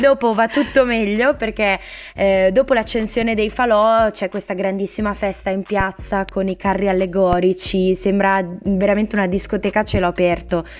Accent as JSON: {"language": "Italian", "town": "Ravenna", "region": "Emilia-Romagna", "country": "Italy", "said": "Ravenna è un po' il sud del nord"}